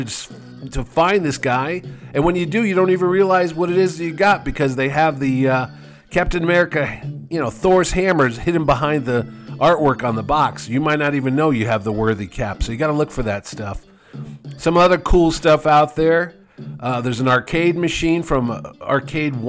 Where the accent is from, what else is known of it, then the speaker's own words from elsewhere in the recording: New Haven, Connecticut, United States; New Haven, Connecticut, my hometown